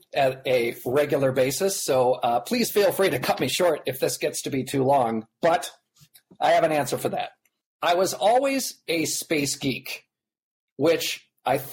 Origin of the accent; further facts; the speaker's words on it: Nebraska, United States; I grew up in Nebraska just by sheer coincidence